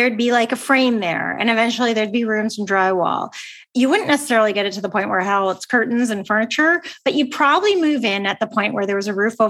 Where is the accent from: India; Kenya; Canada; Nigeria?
Canada; I'm Canadian